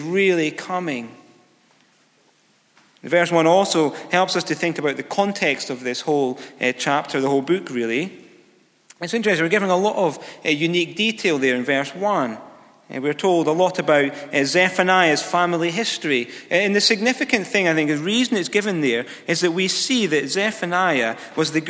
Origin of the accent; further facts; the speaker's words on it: near Galashiels, Scotland, United Kingdom; I was driving from my hometown to Galles Shields. It was a local town about 3 miles away